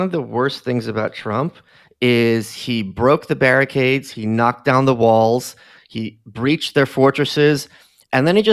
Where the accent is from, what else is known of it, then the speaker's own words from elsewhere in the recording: New York City, New York, United States; as a New Yorker, like, you know, he was this big media personality